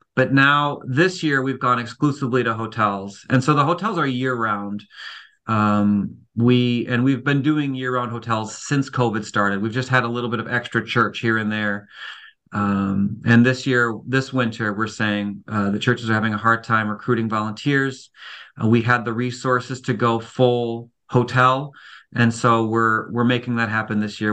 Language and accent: English; Cleveland, Ohio, United States; moved away; I'm from Cleveland